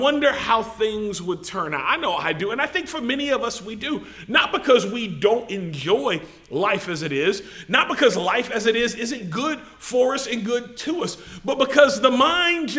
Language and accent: English; United States; us as Americans, us as English-speaking people